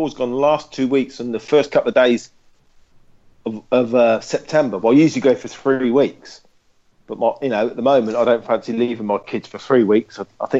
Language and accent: English; Oxford, South East England, United Kingdom; now in Isle of Wight, United Kingdom; I'm from Oxford, man. No, I'm not from here.